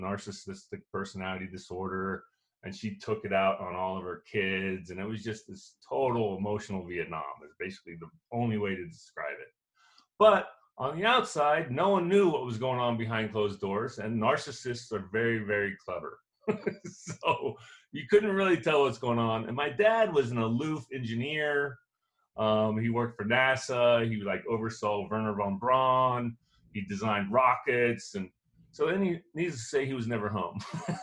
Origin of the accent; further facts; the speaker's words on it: Cocoa Beach, Florida, United States; I grew up in Cocoa Beach, Florida, an idyllic situation.